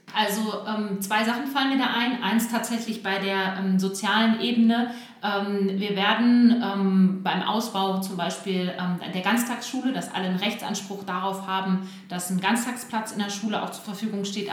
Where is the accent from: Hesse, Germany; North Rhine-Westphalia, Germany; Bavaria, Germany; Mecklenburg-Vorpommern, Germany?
North Rhine-Westphalia, Germany; Bielefeld; ich bin äh, Bielefelder Kind, hier geboren und aufgewachsen.